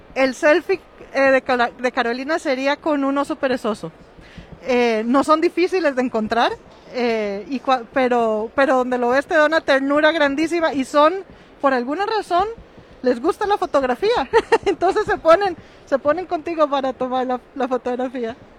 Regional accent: Costa Rica; de ahí que somos ticos

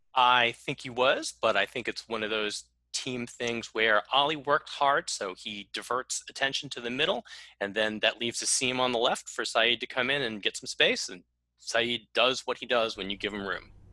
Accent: United States; as an American.

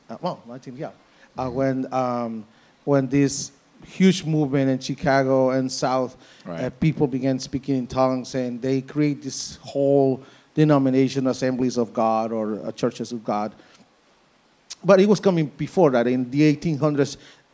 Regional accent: Tegucigalpa, Francisco Morazán, Honduras; moved away; I'm from Tegucigalpa

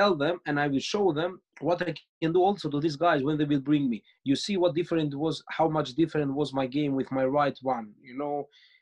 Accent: Greece; moved away; also born or lived in Austria; I grew up in Greece, but I have lived in Austria

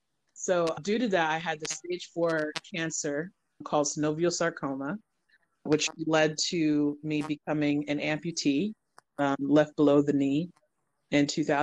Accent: New York City, New York, United States; Well, I grew up in New York City, right? Mm-hmm. In Flatbush, Brooklyn. I was born in Manhattan Hospital and was placed in the foster system.

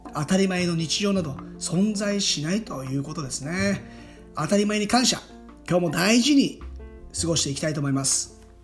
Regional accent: Hamamatsu, Shizuoka, Japan; 僕の地元浜松市

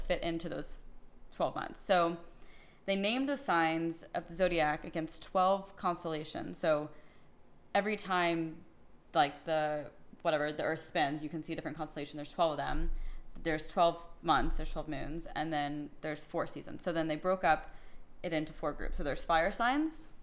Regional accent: Austin, Texas, United States; I was born in Austin, Texas

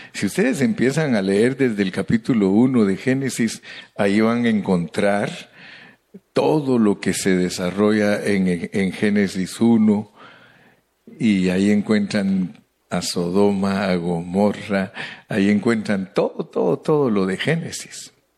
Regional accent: Guatemala; Los indígenas de allá donde yo nací

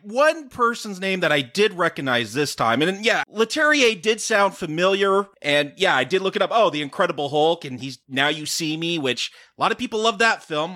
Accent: United States; I'm American

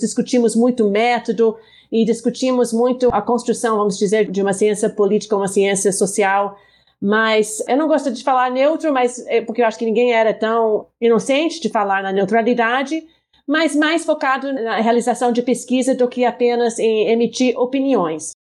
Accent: United States; Portuguese is a second language; moved away as an adult; now in Brazil; sou dos Estados Unidos

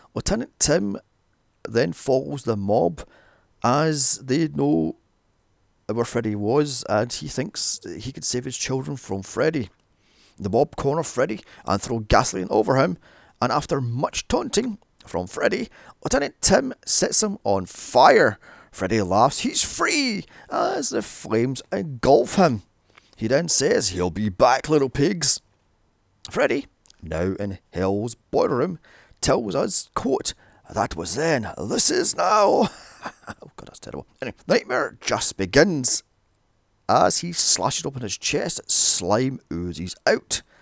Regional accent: Scotland, United Kingdom; a little known Scottish horror, Citadel, filmed in my hometown

